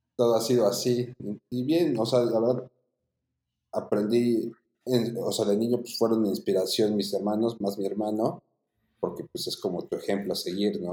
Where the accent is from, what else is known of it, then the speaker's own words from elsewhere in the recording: Puebla, Mexico; soy de la ciudad de Puebla, nacido en Puebla, Puebla. Pues la verdad, tuve una infancia muy tranquila